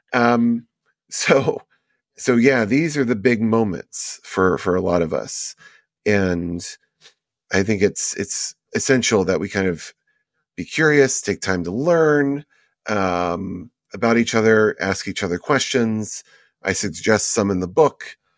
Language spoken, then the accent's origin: English; Houston, Texas, United States; also born or lived in Las Vegas; I grew up in Houston, but a lot of my time was spent in Vegas